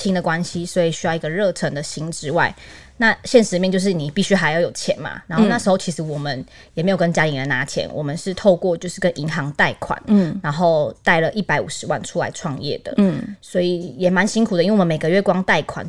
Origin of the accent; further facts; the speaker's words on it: Taipei, Taiwan; moved away as an adult; now in Zhongli, Taiwan; 其实一开始我们本来是台北人，嗯、然后我们就想说起呃早点嘛，那点的话就是房租都非常非常贵。嗯、后来就是往南找，就往到中坜这边来找。